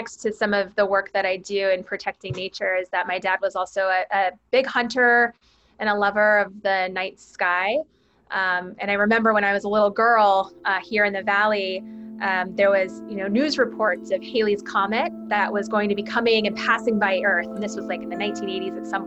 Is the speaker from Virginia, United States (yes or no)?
no; Phoenix, Arizona, United States; moved away as an adult; now in San Francisco, United States; I grew up in Phoenix in the Maryville neighborhood